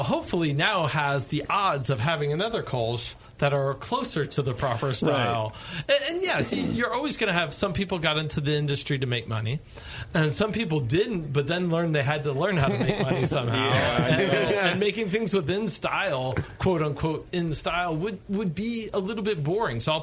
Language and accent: English; New York, United States; now in Bay Area, United States; I grew up in New York, not so liberal